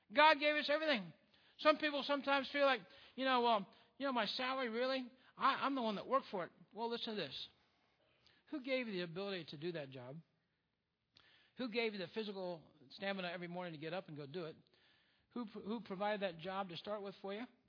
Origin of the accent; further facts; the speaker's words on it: United States; We are truly blessed as Americans.